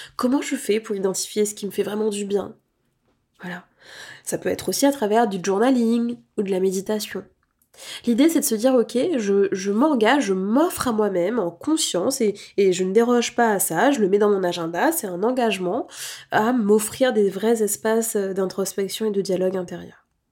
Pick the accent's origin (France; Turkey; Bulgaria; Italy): France; en tant que Français, imprégné de cette approche très cartésienne